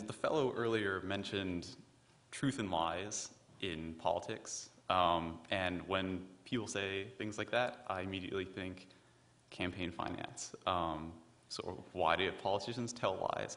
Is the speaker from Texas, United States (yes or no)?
yes; Dallas, Texas, United States; now in Massachusetts, United States; I'm from Dallas, Texas.